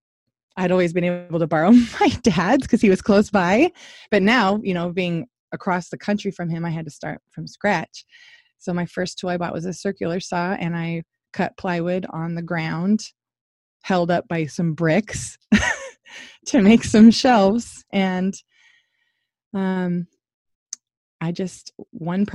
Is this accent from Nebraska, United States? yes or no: no; Washington, United States; moved away as an adult; now in Georgia, United States; I'm from Washington State, that's where I was raised and grew up, and I moved to Georgia